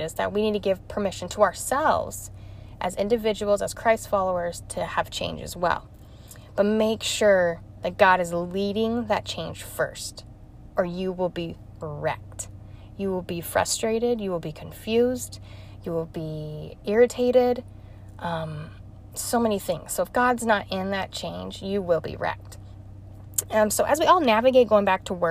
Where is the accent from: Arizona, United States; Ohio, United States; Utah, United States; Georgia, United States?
Utah, United States; moved away as an adult; also born or lived in Missouri; I was born and raised in Utah